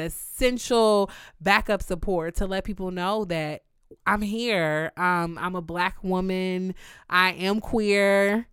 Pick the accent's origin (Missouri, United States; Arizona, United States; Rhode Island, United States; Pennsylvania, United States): Missouri, United States; Kansas City; also born or lived in Houston, Texas; I'm known in New York as the girl from Kansas, which I have to correct everybody and tell them I'm from Kansas City, Missouri